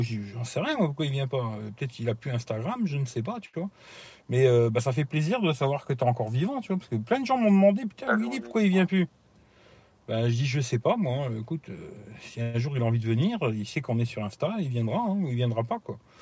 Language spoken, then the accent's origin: French; Italy; now in France; chez moi en Italie